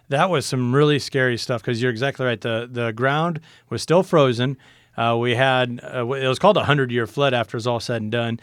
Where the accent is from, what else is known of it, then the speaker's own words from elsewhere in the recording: Niobrara Valley, Nebraska, United States; my hometown was just getting smashed. It's right between two riverbeds there in the Niobrara Valley